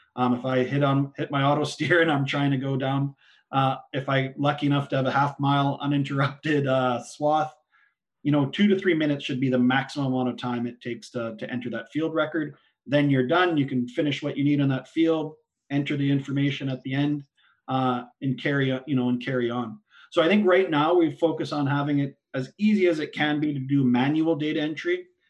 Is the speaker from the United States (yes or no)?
no; Saskatchewan, Canada; I'm born and raised in Saskatchewan, just about uh, our home farm's 40 miles southeast of Regina.